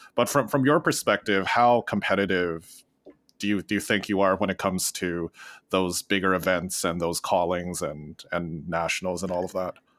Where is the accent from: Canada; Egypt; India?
Canada; Western Canada; growing up in Western Canada